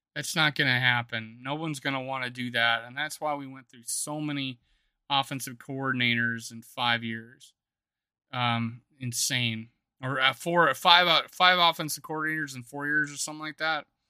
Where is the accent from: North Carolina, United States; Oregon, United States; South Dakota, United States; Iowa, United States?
South Dakota, United States; I'm from South Dakota